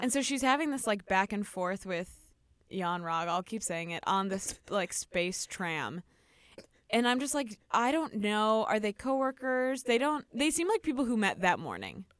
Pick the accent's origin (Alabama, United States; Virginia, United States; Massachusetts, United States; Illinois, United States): Illinois, United States; Chicago; I can't say O's correctly because I'm from Chicago